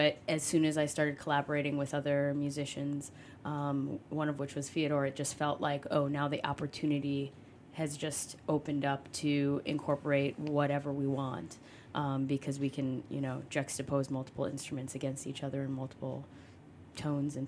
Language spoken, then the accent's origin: English; Chicago, Illinois, United States; I was born and raised Chicago